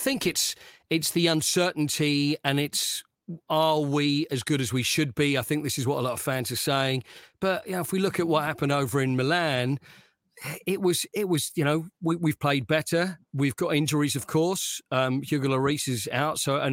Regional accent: Essex, East of England, United Kingdom; where I grew up in Essex, and I'm a little bit older than you

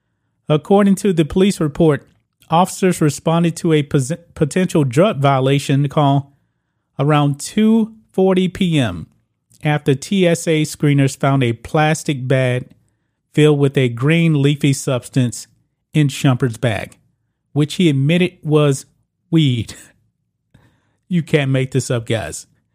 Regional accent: Texas, United States; So this man, in my home state of Texas, decided to bring in weed to an airport

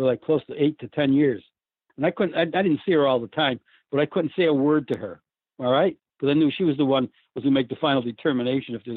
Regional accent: Auburn, New York, United States; moved away; also born or lived in Washington, D.C.; I was born and raised in Auburn

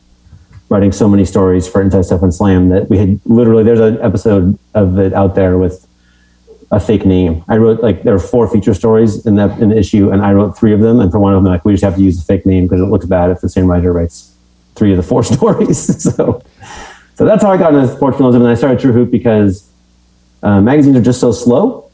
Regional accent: Portland, Oregon, United States; moved away as an adult; also born or lived in England / Newberg, Oregon / New York; I grew up in Portland. Yeah, I was born in England, and then when I was a little baby, we moved to Newburgh, Oregon, and then Portland

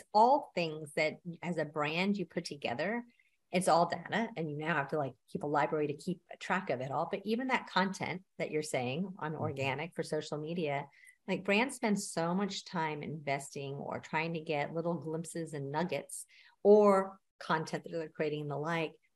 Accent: Texas, United States; I'm also from Texas

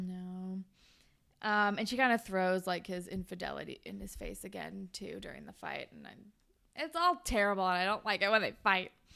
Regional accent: Sacramento, California, United States; born or raised there

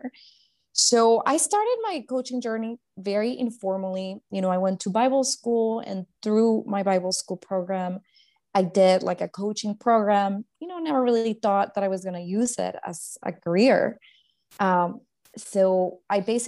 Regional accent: Guatemala; I grew up in Guatemala, born and raised

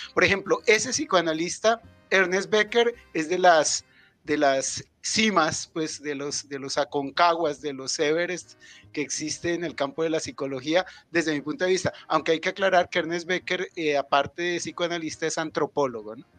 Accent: Bogotá, Colombia; Ellos emigraron desde Nariño aquí a Bogotá y yo nací en Bogotá.

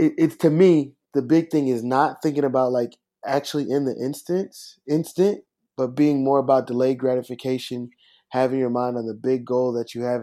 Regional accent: Minneapolis, Minnesota, United States; also born or lived in Los Angeles, California; now in Atlanta, United States; I'm from Minneapolis, Minnesota, not to be confused with St. Paul

